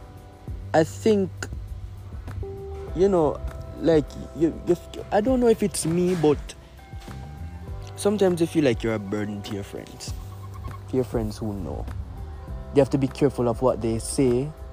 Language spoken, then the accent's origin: English; Jamaica; As a Jamaican